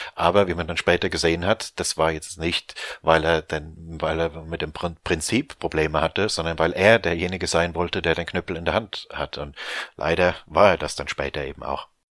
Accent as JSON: {"language": "German", "region": "Rhineland-Palatinate", "country": "Germany", "moved": "yes", "lives_now": "London, United Kingdom", "said": "Bin ja ursprünglich aus der Pfalz"}